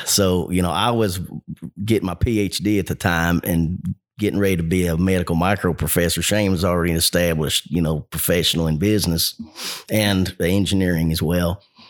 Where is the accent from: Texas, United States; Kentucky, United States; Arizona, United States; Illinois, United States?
Kentucky, United States; also born or lived in Covington; Yeah, I've lived all over Kentucky. I was actually born in Covington, Kentucky, northern Kentucky, and grew up in south central Kentucky in Clinton County, and then went to school at University of Kentucky